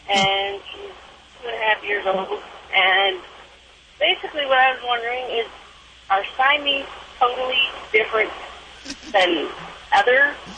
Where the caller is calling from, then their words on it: Laramie, Wyoming, United States; I'm calling from Laramie, Wyoming.